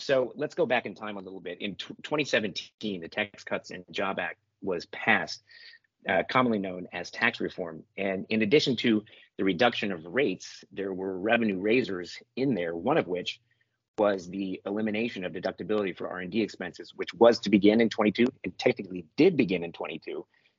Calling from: Brooklyn, New York, United States; Today, I am, at least this part of the week, I'm in Brooklyn, New York, soon to go to Michigan for the weekend.

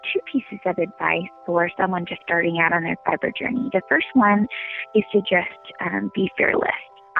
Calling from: Durham, North Carolina, United States; I'm calling from Durham, North Carolina.

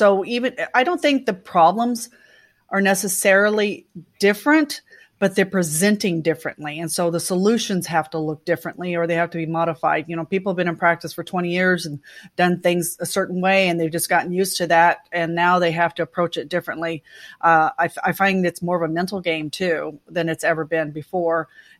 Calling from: Oklahoma City, Oklahoma, United States; I am in my home office that we call my lair. And this is where I control the world from in Oklahoma City.

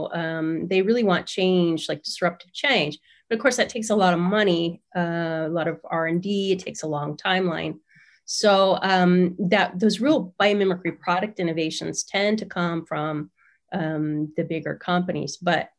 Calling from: San Diego, California, United States; I'm in San Diego.

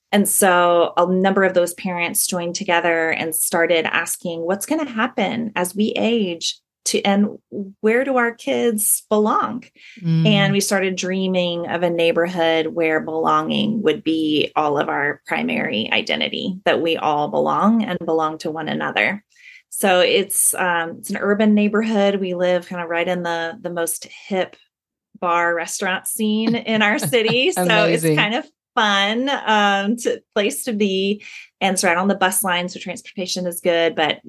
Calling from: North Carolina, United States; So I'm joining you from the North Street community in North Carolina.

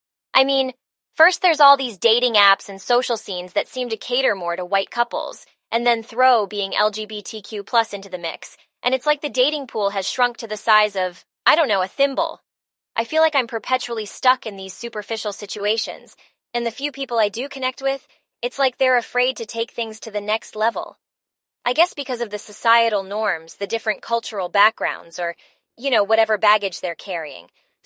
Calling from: Atlanta, Georgia, United States; Hey, Brainwaves … I'm calling from Atlanta.

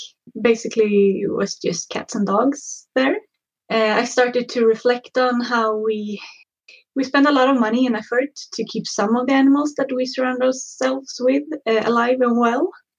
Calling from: Mullhyttan, Örebro County, Sweden; I'm calling from Mullhyttan, which is about half an hour outside of Örebro.

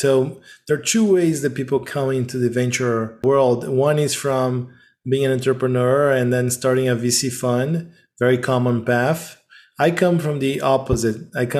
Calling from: Sag Harbor, New York, United States; To make matters complicated, I'm calling from Sag Harbor in the Hamptons.

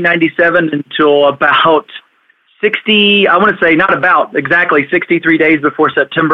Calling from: Austin, Texas, United States; also born or lived in Philadelphia / Orlando; I'm from Austin, Texas.

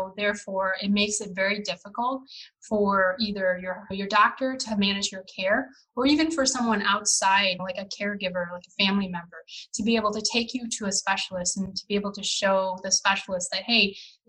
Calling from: Illinois, United States; I am currently reporting out of a suburb of Chicago.

